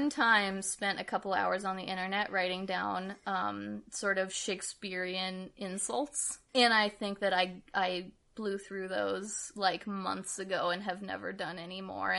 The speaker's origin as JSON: {"language": "English", "town": "Seattle", "region": "Washington", "country": "United States", "tie": "born or raised there", "said": "I grew up in suburbs of Seattle"}